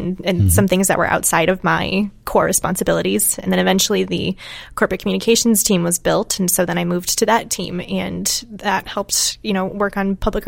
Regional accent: Manilla, Iowa, United States; I grew up in Western Iowa, outside of a town called Manila.

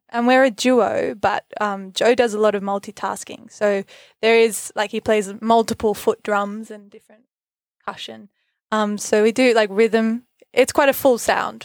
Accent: Bellingen, New South Wales, Australia; we're both born and raised in Bellingen, so very much, uh, Bellows, our hometown

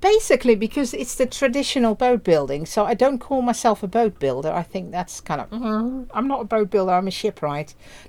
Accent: Netherlands; English is a second language; moved away as an adult; now in United Kingdom; I'm from Holland, or the Netherlands it should be, because Holland is only the coastal provinces of the Netherlands. Yes, born there

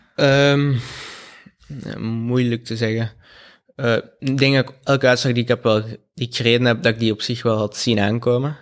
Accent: Belgium; als Belg

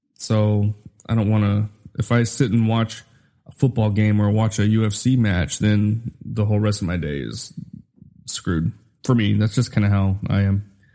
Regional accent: Utah, United States; also born or lived in Minnesota; I was born in Minnesota. I grew up in Utah

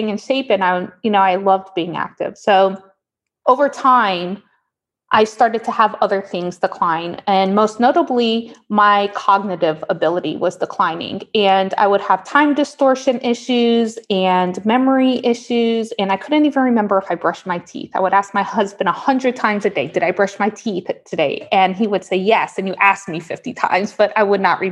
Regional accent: Miami, Florida, United States; moved away as an adult; now in Portland, United States; I'm from Miami originally. I was born and raised there

